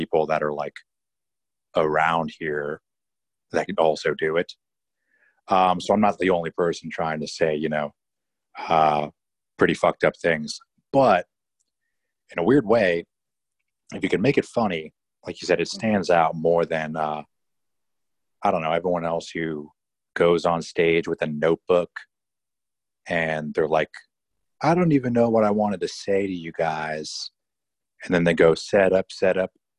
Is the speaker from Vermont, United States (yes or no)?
no; East Bay Area, California, United States; now in Orange County, United States; originally I'm from the Bay Area